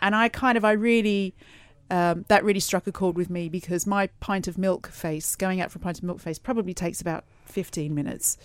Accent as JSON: {"language": "English", "country": "Australia", "moved": "yes", "said": "I'm from Australia, as a lot of people know, and I, I haven't been home for Christmas for a couple now"}